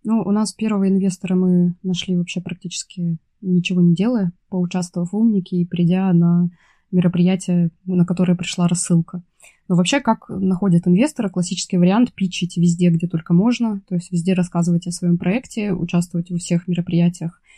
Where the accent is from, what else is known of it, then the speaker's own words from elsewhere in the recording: Russian Far East, Russia; на Дальнем Востоке, откуда я родом